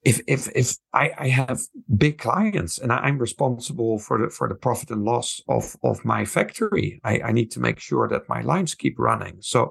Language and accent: English; Netherlands; moved away as an adult; now in Taiwan; I'm from the Netherlands originally, but I've been working in Taiwan for 25 years